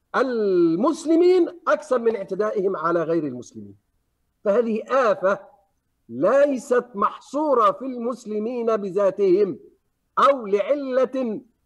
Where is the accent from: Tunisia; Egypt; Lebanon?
Egypt; عندنا في مصر